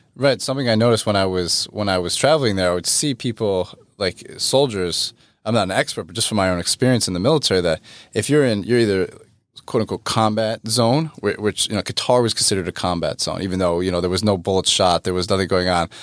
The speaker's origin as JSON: {"language": "English", "region": "New York", "country": "United States", "said": "I'm not from Texas, I'm from New York"}